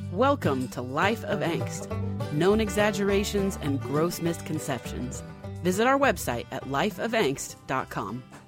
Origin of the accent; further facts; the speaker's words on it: Laclede County, Missouri, United States; I grew up in Leuclid County, and I remember going to Bennett Spring a lot in my youth